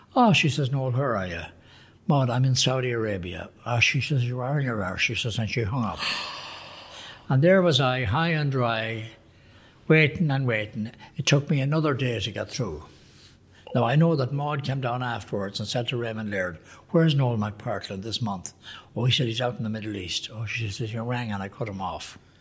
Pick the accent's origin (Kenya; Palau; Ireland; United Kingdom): Ireland; also born or lived in United States; when I was home from the States in 61